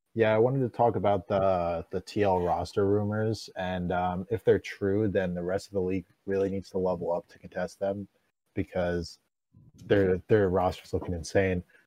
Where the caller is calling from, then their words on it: Jersey Shore, New Jersey, United States; I'm calling from the Jersey Shore